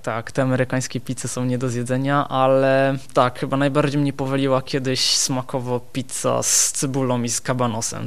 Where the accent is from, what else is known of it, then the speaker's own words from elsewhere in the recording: Benevento, Campania, Italy; Polish is a second language; moved away as an adult; also born or lived in Poland; now in Wrocław, Poland; Urodziłem się w Benevento we Włoszech, dokładnie południe Włoch.